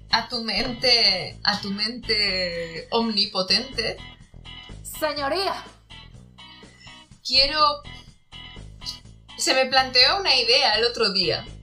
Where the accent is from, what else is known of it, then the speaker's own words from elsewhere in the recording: Puebla, Mexico; Yo, es que vengo de Puebla, de Puebla, ¿eh?